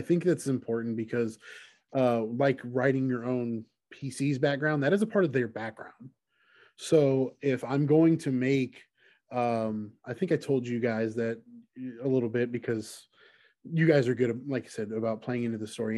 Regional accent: the South, United States; growing up in the South

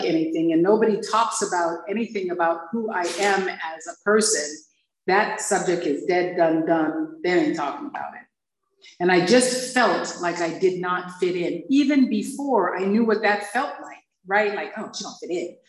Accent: Hawaii, United States; growing up in Hawaii

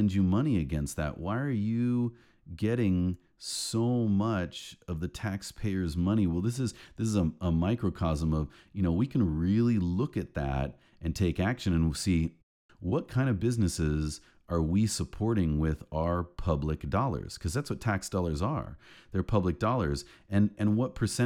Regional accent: United States; as an American.

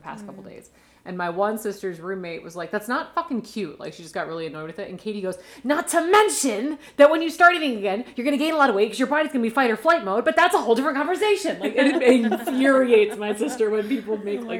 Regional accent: Maryland, United States; moved away; I guess I'm a 301, but like, I'm also like a 240

